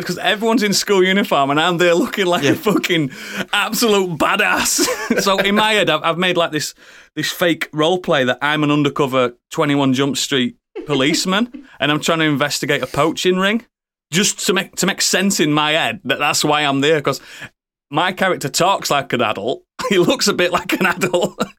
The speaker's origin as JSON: {"language": "English", "region": "Yorkshire and the Humber", "country": "United Kingdom", "said": "I've had to stop myself saying Hogwarts because I'm from West Yorkshire and we say Warts instead of."}